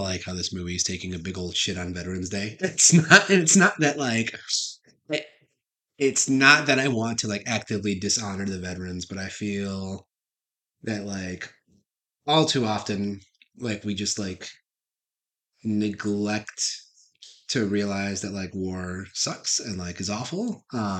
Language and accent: English; United States; watching this as an American